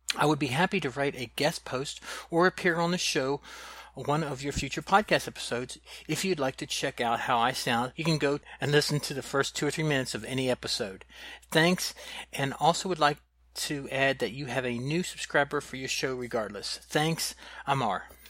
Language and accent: English; the South, United States; I'm from the South